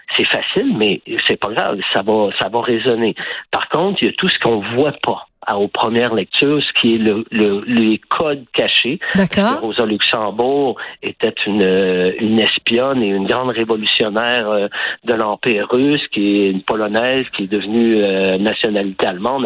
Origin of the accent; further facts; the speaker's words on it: Quebec, Canada; moved away as an adult; now in Barcelona, Spain; je suis québécois, tout le monde le sait, j'ai le Québec tatoué au cœur